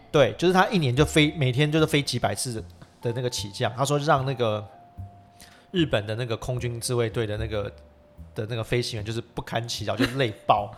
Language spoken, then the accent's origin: Chinese; Taiwan; 我们台湾人